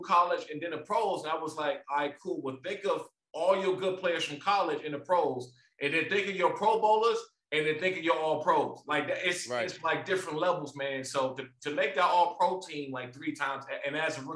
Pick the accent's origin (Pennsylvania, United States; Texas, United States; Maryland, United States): Maryland, United States; So I'm from Maryland. And I grew up like probably 5 or 6 minutes from DC.